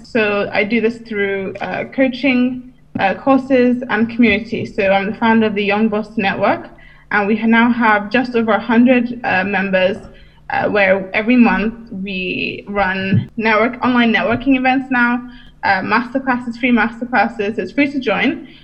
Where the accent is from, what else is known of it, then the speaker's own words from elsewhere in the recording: United Kingdom; I'm from the UK, but my heritage is Nigeria.